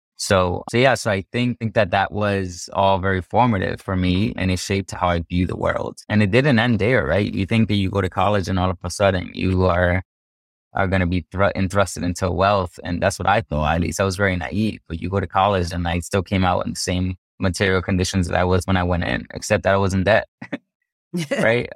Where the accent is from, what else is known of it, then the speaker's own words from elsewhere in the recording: United States; also born or lived in Cartagena, Colombia; I came here when I was a kid, and so I grew up here in the United States